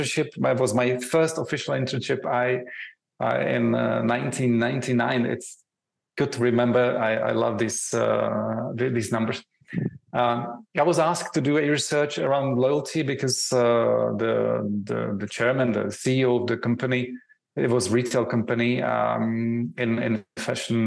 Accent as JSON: {"language": "English", "country": "Czechia", "said": "I'm coming from Czech Republic"}